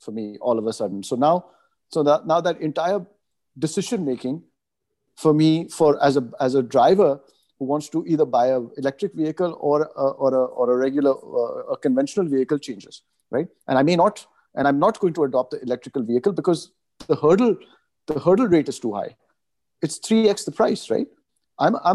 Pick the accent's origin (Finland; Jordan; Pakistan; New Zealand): Pakistan; moved away as an adult; also born or lived in Canada; I moved from Pakistan after my high school and I went for college to Canada